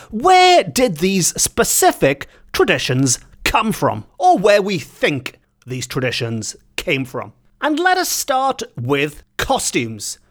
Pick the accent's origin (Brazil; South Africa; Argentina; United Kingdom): United Kingdom; Welsh, Wales; as much as I love being Welsh